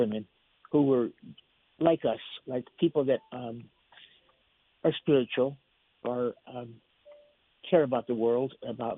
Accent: United States; Latinos, like I am, I'm Mexican American

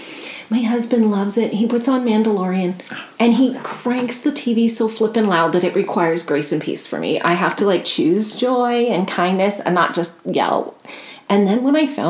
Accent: Nova Scotia, Canada; growing up in Nova Scotia by the ocean, and then all the music in our family.

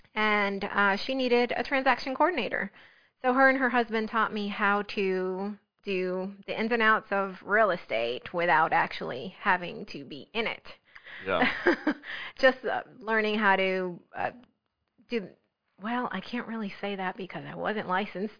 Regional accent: New Jersey, United States; also born or lived in South Florida; now in South Carolina, United States; I was raised in New Jersey

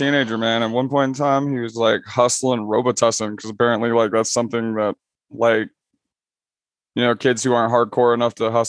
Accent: Maumee, Louisiana, United States; the town that we grew up in, Maumee, Louisiana.

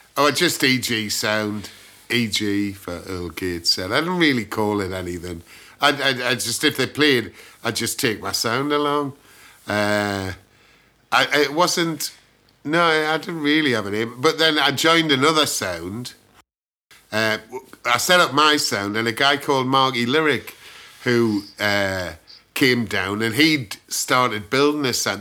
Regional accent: Gateshead, North East England, United Kingdom; accent: Geordie; moved away as an adult; now in London, United Kingdom; I'm a Geordie, born in Gateshead

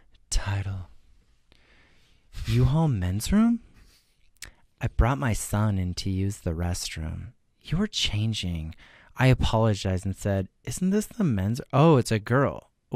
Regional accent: Vancouver, British Columbia, Canada; We are both from Vancouver.

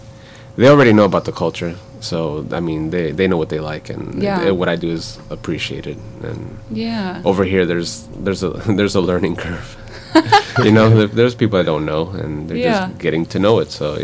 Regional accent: Lafayette, United States; now in Spain; I'm originally from Lafayette, because you didn't know. But now I'm living in Spain.

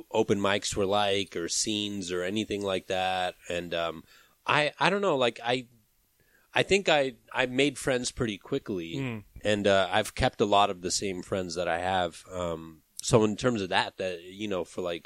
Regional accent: Bay Area, Northern California, United States; moved away as an adult; also born or lived in Los Angeles / Pakistan; now in New York, United States; I'm from the Bay Area, Northern California, but I lived

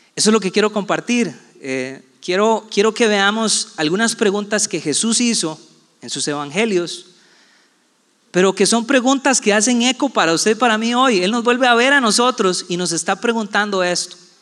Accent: Puerto Viejo de Sarapiquí, Heredia, Costa Rica; also born or lived in San José, Costa Rica / Guápiles, Costa Rica; yo nací aquí en San José, me crié gran parte de mi vida en Puerto Viejo de Zarapiquí

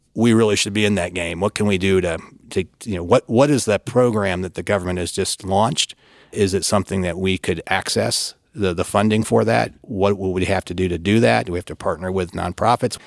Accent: Michigan, United States; moved away as an adult; now in Washington, D.C., United States; worked for my hometown congressman, a fellow by the name of Fred Upton of Michigan

